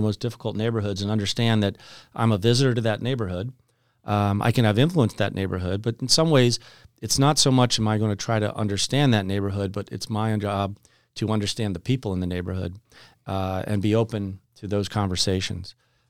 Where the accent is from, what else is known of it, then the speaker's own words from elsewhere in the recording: Kensington, Maryland, United States; And, I grew up in Kensington, Maryland, just outside of Washington, D.C.